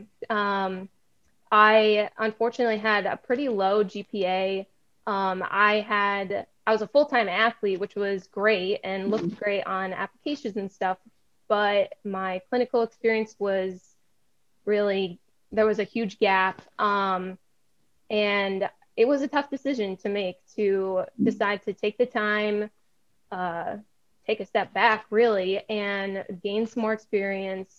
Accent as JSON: {"language": "English", "town": "Gilbertsville", "region": "Pennsylvania", "country": "United States", "tie": "born or raised there", "also_born_or_lived": "Ashland, Ohio", "said": "I am originally from Gilbertsville, Pennsylvania. That's where I grew up. I was born in Ashland, Ohio. We moved when I was super young"}